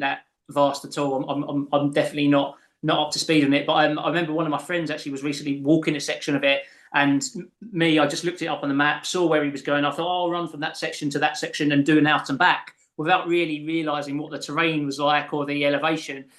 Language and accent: English; England, United Kingdom; I'm from south of the border.